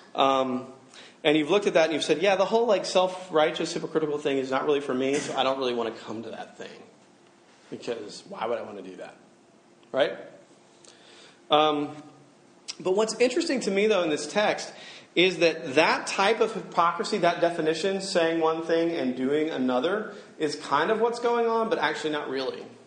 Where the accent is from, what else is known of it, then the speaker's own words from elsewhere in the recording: Alabama, United States; I'm from Alabama